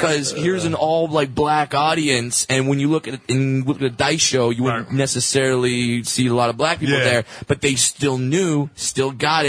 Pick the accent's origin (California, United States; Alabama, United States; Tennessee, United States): California, United States; Orange County; I'm white boy from Orange County.